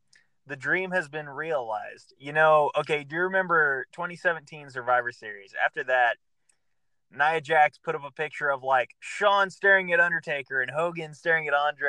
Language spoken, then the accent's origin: English; United States; I will say this as an American